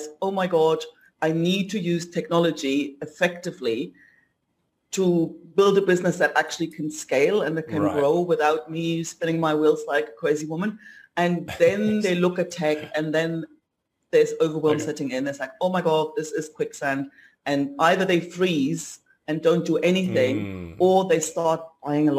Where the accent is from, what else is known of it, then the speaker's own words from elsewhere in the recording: Leipzig, Saxony, Germany; moved away as an adult; also born or lived in south of Spain; now in Spain; In Leipzig. I grew up in East Germany.